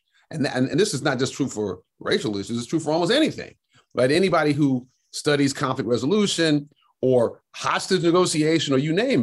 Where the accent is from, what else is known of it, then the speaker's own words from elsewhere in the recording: Detroit, Michigan, United States; I grew up raised in Detroit